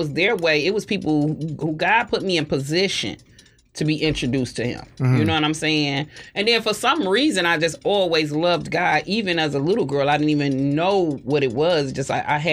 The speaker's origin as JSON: {"language": "English", "town": "Detroit", "region": "Michigan", "country": "United States", "tie": "born or raised there", "said": "growing up on West Warren, I dealt with a lot of deaths"}